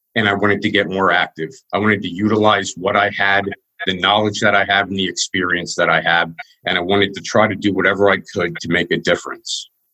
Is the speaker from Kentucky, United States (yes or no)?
no; Wyomissing, Pennsylvania, United States; I was born in Wyomissing, Pennsylvania